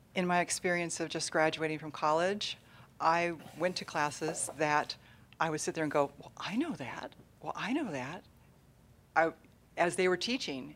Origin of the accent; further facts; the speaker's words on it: San Jose, California, United States; I was born and raised third generation in San Jose, California